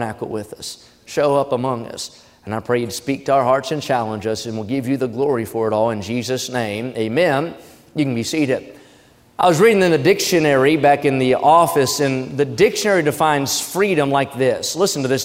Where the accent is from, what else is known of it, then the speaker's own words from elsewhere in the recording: United States; as an American